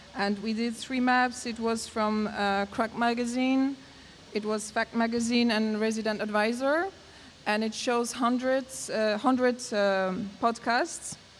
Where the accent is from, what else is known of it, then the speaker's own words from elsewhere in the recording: Poland; I'm from Poland.